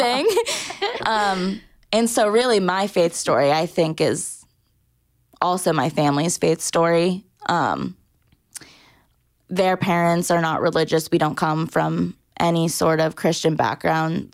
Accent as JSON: {"language": "English", "area": "Orange County", "region": "Southern California", "country": "United States", "tie": "born or raised there", "also_born_or_lived": "Massachusetts", "moved": "as an adult", "lives_now": "Nashville, United States", "said": "I was born in Massachusetts, um, but was raised most of my life in Southern California, Orange County."}